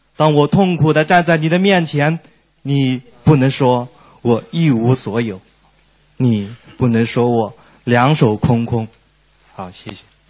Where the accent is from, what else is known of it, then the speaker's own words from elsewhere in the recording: Huaining, Anhui, China; 我来自安徽省怀宁县